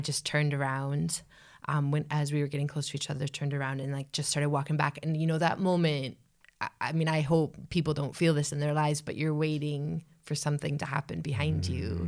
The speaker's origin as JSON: {"language": "English", "country": "United States", "said": "I'm an American"}